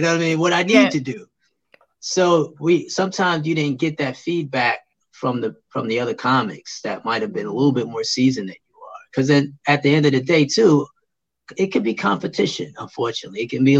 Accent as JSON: {"language": "English", "town": "Brooklyn", "region": "New York", "country": "United States", "said": "When I moved back to New York City, I'm originally from Brooklyn, but I had moved out because I was, you know, a military brat. We moved around. But eventually we came back to the city of New York."}